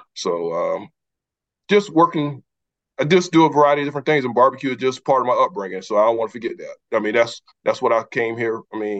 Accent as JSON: {"language": "English", "town": "Manning", "region": "South Carolina", "country": "United States", "tie": "born or raised there", "also_born_or_lived": "Duke University, North Carolina", "moved": "as an adult", "said": "we're from Clarendon County, Paxville, one of the most significant areas in South Carolina in terms of history and culture."}